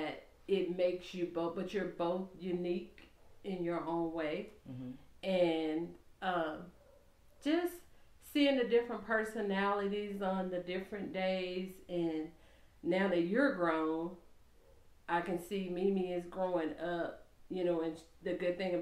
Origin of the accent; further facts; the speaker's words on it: Anniston, Alabama, United States; We're both are from Anniston, Alabama